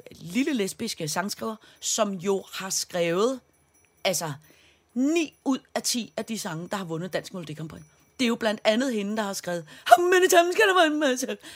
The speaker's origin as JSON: {"language": "Danish", "town": "Søborg", "region": "Capital Region of Denmark", "country": "Denmark", "said": "der derude, hvor jeg kommer fra, ude fra 2860 øh, Søborg"}